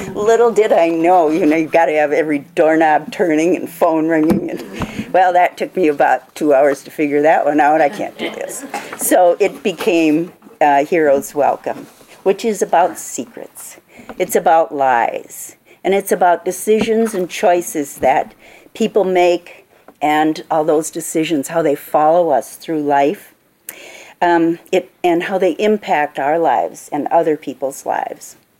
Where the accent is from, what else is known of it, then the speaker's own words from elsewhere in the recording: Minnesota, United States; now in Wisconsin, United States; I'm a Minnesotan in my heart. I, I grew up in Minnesota.